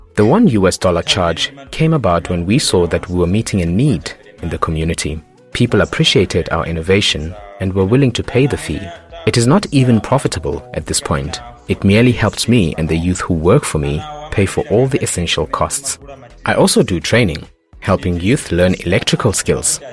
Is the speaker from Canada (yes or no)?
no; Mzimba, Northern Region, Malawi; I was born in Mzimba, in the north of Malawi